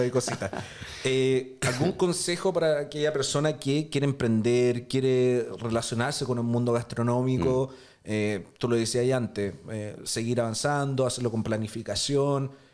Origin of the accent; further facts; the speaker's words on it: Chile; acá en Chile parece que somos tímidos los chilenos